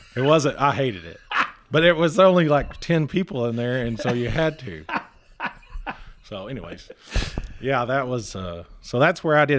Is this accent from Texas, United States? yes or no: yes; Texas, United States; also born or lived in Muleshoe, Texas / Rockwall, Texas / Lazbuddie, Texas; I grew up in Millshew, Texas. Uh, went to, um, high school in Las Buddy.